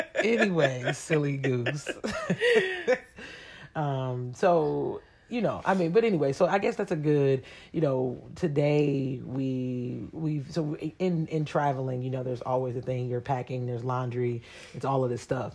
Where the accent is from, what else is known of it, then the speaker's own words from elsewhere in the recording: Columbus, Ohio, United States; moved away; right now we're back home in my hometown, Columbus, Ohio